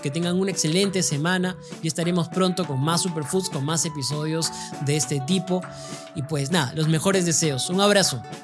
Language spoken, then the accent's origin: Spanish; Peru; Como peruano